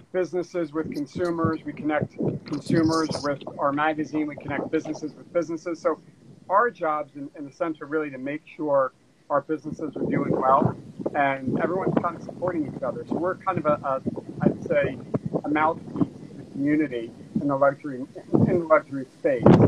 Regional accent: New Jersey, United States; moved away as an adult; also born or lived in Wisconsin / Washington, D.C. / New York City; now in Los Angeles, United States; I was born in New Jersey, went to college in Wisconsin

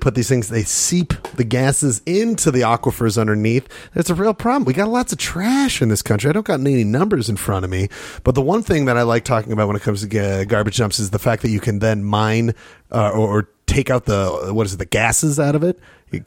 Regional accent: Utah, United States; I'm from Utah

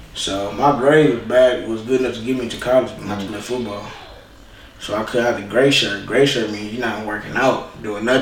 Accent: California, United States; moved away; also born or lived in Memphis, Tennessee; I'm from California or just born and raised California

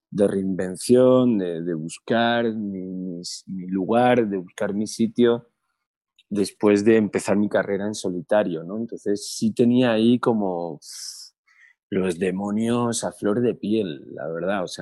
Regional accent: Cholula, Puebla, Mexico; born there; Yo nací en Cholula, Puebla y, resido en Ciudad de México.

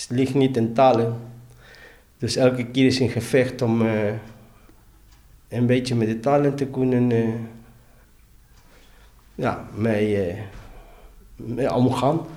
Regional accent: Argentina; now in Netherlands; Ik kwam met mijn zomerskleding van Argentinië.

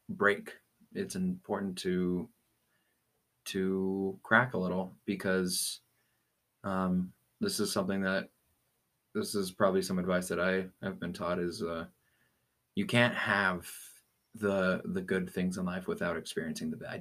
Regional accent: Aurora, Colorado, United States; I've been born and raised uh, here in Aurora.

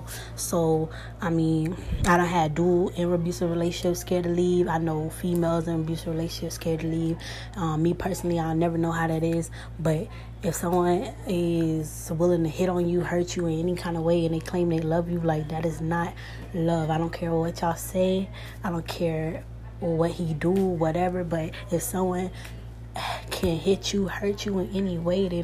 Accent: Atlanta, Georgia, United States; now in Miami, United States; I'm originally from Atlanta. I live in Miami right now

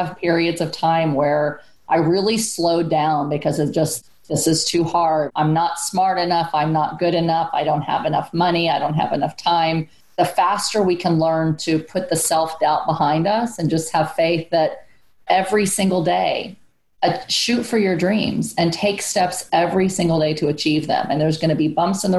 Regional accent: San Antonio, Texas, United States; born or raised there

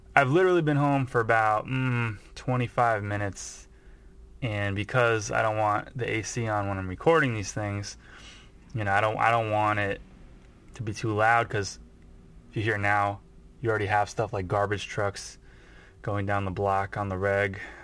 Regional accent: United States; as American

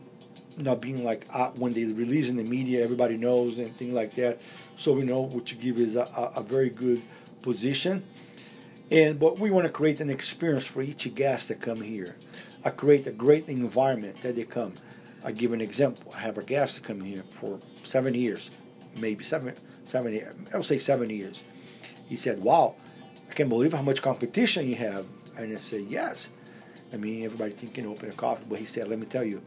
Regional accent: Brazil; now in Las Vegas, United States; I am a Brazilian as well

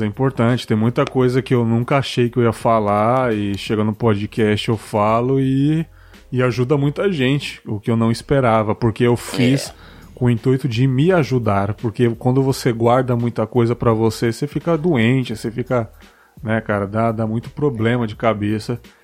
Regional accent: São Paulo, Brazil; now in Espírito Santo, Brazil; sou da, da Zona Leste de São Paulo, apesar de não morar mais lá

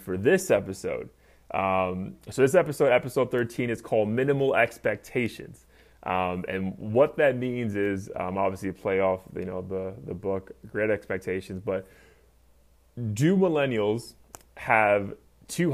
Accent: New York City, New York, United States; moved away as an adult; now in South Florida, United States; I was born and raised in New York City, more so the boogie down Bronx

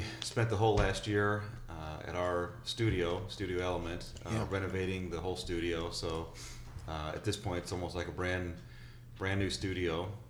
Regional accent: Wildwood, Missouri, United States; I grew up in St. Louis, St. Louis area in Wildwood

